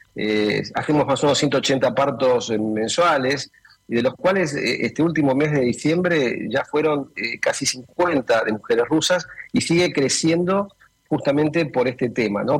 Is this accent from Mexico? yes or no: no; Argentina; aquí en Argentina